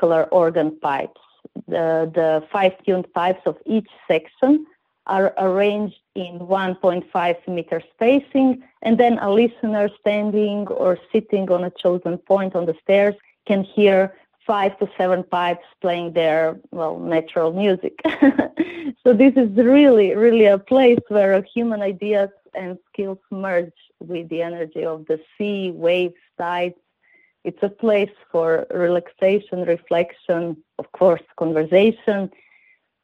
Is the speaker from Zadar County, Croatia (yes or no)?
yes; Zadar, Zadar County, Croatia; I come from Zadar, Croatia